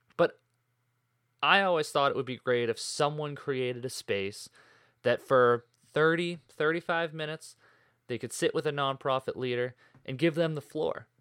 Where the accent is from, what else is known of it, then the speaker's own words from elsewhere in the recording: Boston, Massachusetts, United States; also born or lived in Maine; I grew up in the North Shore of Boston, Massachusetts